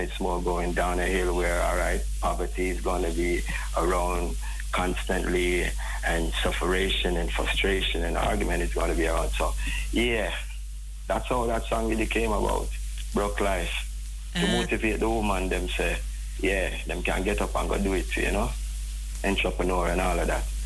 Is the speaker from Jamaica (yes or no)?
yes; Jamaica; we as a people, as a Jamaican